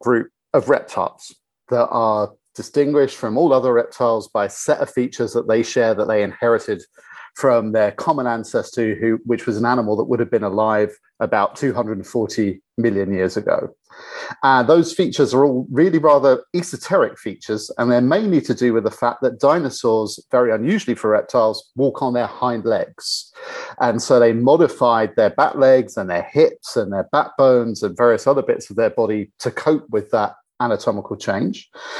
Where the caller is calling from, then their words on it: London, United Kingdom; So I'm calling in from London, where I'm based